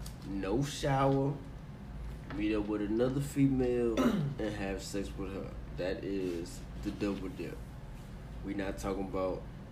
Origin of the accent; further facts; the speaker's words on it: North Carolina, United States; I'm from North Carolina.